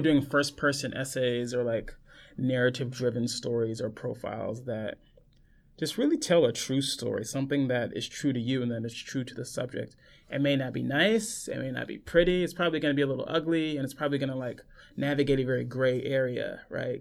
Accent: Los Angeles, California, United States; moved away; I grew up in Los Angeles, born and raised.

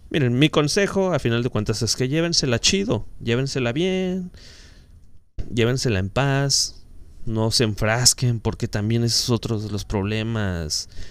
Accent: Mexico; como buenos mexicanos

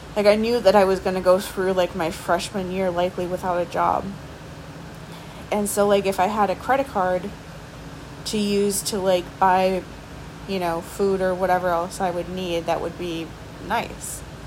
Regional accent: near Milwaukee, Wisconsin, United States; now in Milwaukee, United States; close to my hometown, but mostly just because it was still close. It was still in like the general area where I grew up

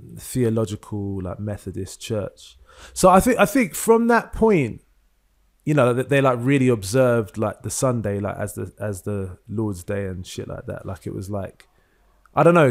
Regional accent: London, United Kingdom; growing up in London

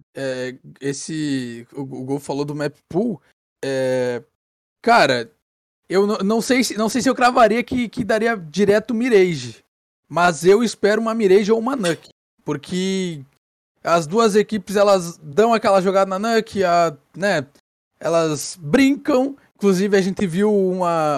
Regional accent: Brazil; eu como um bom brasileiro

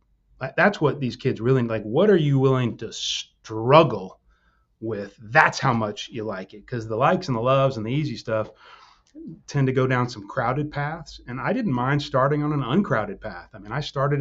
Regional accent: Houston, Texas, United States; also born or lived in Austin; I grew up in Houston

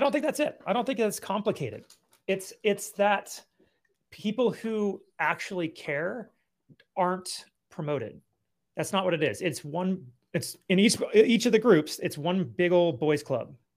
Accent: California, United States; also born or lived in Colorado / Akron, Ohio; now in Nevada, United States; I grew up in California

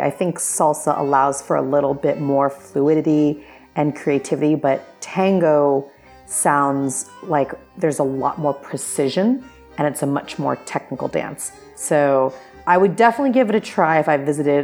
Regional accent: California, United States; my home state of California

